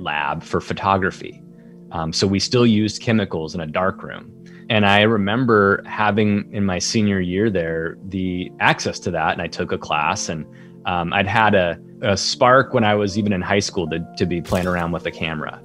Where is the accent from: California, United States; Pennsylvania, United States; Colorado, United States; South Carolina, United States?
Colorado, United States; I grew up in Colorado